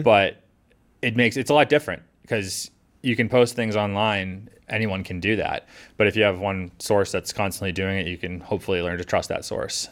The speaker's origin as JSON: {"language": "English", "town": "Scituate", "region": "Massachusetts", "country": "United States", "tie": "born or raised there", "said": "I grew up in Situate, right by the water, um, experiencing those storms growing up."}